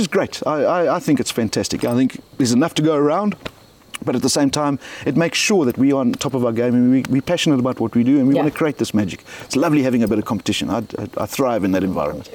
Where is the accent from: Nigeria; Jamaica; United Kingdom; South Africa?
South Africa; I'm South African